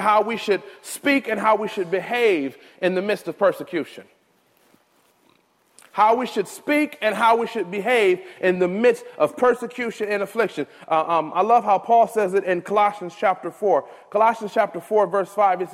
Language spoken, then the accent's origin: English; United States; my home country of America